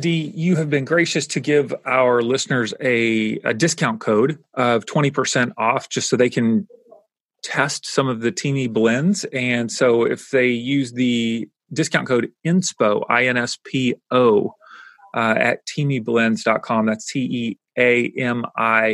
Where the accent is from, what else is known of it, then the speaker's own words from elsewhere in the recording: Kentucky, United States; I grew up in Kentucky.